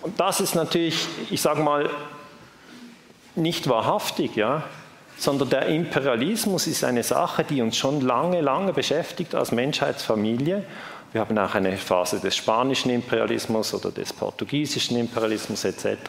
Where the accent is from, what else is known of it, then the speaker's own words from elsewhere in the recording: Switzerland; ich darf das als Schweizer sagen